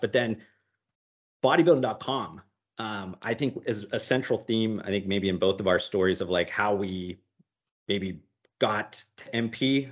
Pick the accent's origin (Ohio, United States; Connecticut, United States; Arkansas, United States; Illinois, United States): Ohio, United States; moved away as an adult; also born or lived in Las Vegas; when I moved away from Ohio and I lived on my buddy's couch in Las Vegas after college